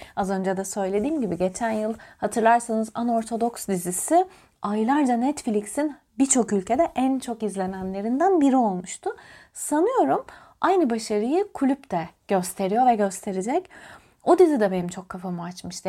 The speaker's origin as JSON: {"language": "Turkish", "region": "Antalya", "country": "Turkey", "tie": "born or raised there", "said": "Ben Antalya'da doğmuş, büyümüş bir beyaz Türk'üm."}